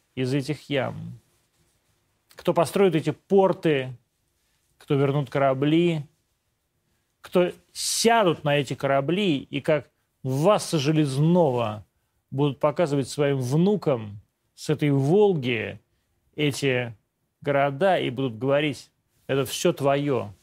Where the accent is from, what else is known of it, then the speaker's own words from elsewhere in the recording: Podolsk, Moscow Oblast, Russia; Я, в общем, сам житель Подмосковья. Я сам из Подольска